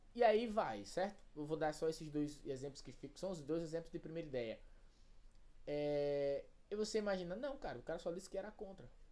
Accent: Brazil; eu sou brasileiro, moro no Brasil

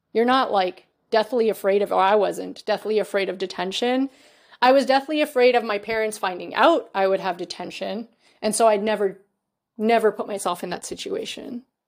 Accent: Canada; I'm always the kid that was born here

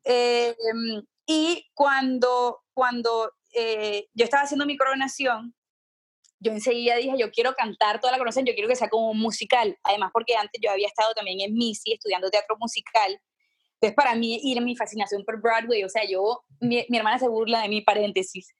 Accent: Barranquilla, Atlántico, Colombia; yo crecí en Barranquilla

